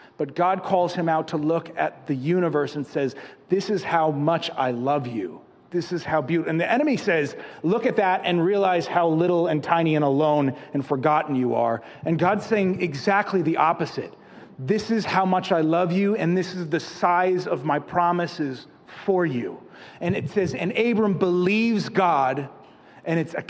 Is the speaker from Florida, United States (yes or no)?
no; Catskill Mountains, New York, United States; moved away; I grew up in the Catskill Mountains, so the stars are pretty big.